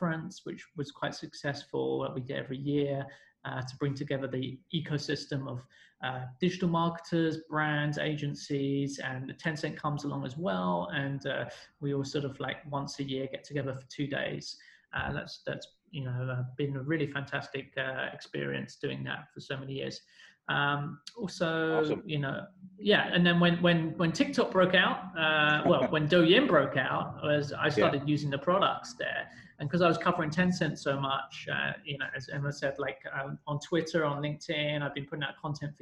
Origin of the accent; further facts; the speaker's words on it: London, United Kingdom; moved away as an adult; now in China; I'm from London. I'm British.